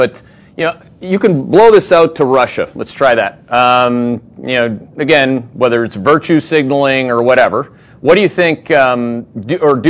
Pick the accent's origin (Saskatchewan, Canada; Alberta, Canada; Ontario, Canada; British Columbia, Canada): Ontario, Canada; Thunder Bay; now in United States; I'm from Thunder Bay, Ontario